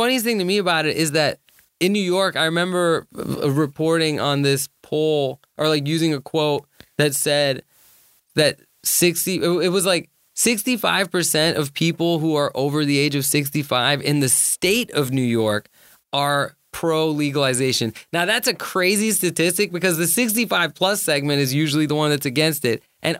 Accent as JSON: {"language": "English", "country": "Pakistan", "said": "I'm Pakistani."}